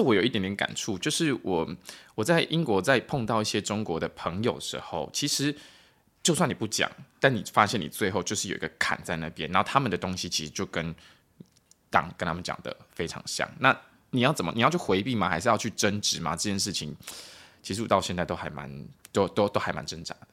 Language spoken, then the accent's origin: Chinese; Taiwan; 我们在台湾长大的人